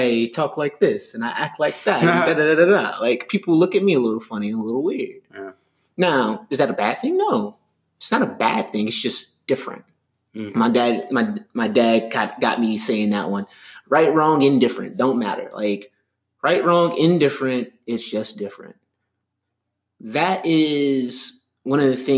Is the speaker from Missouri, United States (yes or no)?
no; Miami Gardens, Florida, United States; I grew up in Miami Gardens